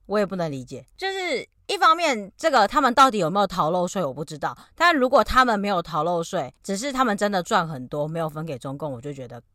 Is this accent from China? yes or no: no; Taiwan; moved away; 讲我是台湾人的时候